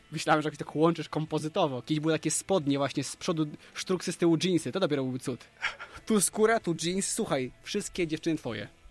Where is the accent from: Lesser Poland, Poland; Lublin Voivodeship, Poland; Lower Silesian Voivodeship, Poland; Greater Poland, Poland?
Lublin Voivodeship, Poland; Krasnystaw; ja sam jestem z małego miasteczka Krasnystaw